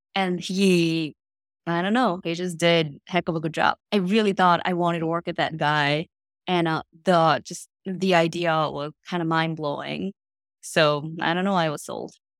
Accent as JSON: {"language": "English", "country": "South Korea", "also_born_or_lived": "Princeton, United States", "moved": "as an adult", "lives_now": "United States", "said": "I am originally from Korea, but I came here to the States to study in college"}